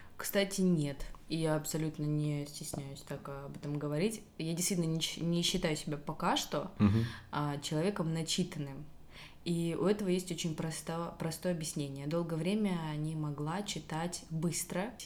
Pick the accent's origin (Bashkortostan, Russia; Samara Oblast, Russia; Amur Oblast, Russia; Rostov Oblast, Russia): Rostov Oblast, Russia; Belaya Kalitva; Я из э, Ростовской области. Городочек у нас маленький, Белая Калитва.